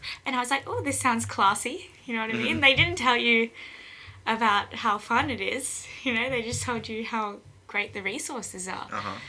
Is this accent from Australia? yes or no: yes; Newcastle, New South Wales, Australia; also born or lived in Sydney, Australia; I grew up in Newcastle, so I was born there at John Hunter Hospital, just for everyone's information. And then I lived there until I was 10, and then I moved to Sydney, and I lived in Castle Hill.